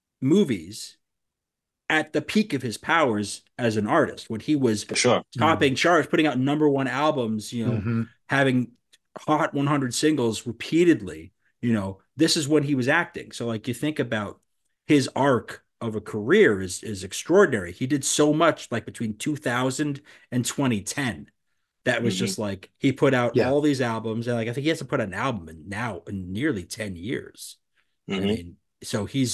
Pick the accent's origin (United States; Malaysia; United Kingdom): United States; New York City, New York; I grew up in Queens and I still live in Queens